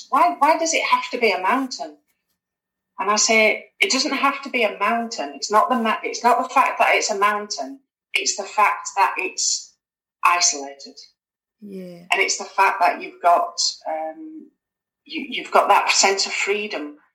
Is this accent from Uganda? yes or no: no; Halifax, Yorkshire and the Humber, United Kingdom; moved away as an adult; now in Scotland, United Kingdom; I'm originally I'm from Halifax in, in West Yorkshire, but I'm up in Scotland now, so I've been up in Scotland for gosh, nearly nearly twenty years now.